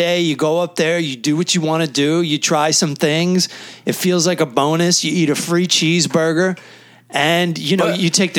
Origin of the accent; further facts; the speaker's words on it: United States; This as an American, more than a Catholic